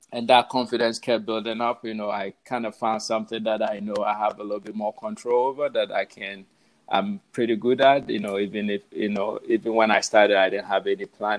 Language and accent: English; Ghana; moved away as an adult; now in New York City, United States; I was born in Ghana, so I left Ghana. August 10th, I landed in New York City, JFK, August 11th, 2009, I believe. So I've been here a little over 10 years now.